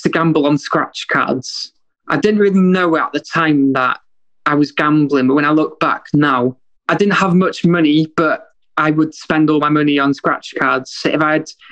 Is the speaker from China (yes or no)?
no; Wales, United Kingdom; moved away as an adult; now in Liverpool, United Kingdom; I grew up in Wales until I was 20 years old